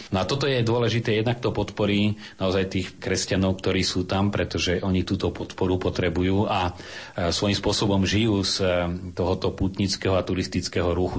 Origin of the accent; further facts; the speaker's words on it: Slovakia; my sme Slováci